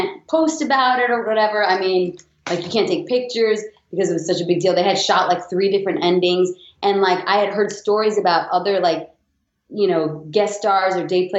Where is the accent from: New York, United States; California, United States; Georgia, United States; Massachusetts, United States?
New York, United States; I'm born and raised in New York